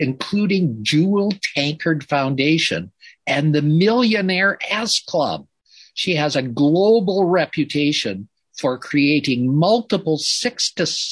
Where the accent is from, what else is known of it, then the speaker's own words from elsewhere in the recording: Canada; I'm a Canadian. I'm a white Canadian.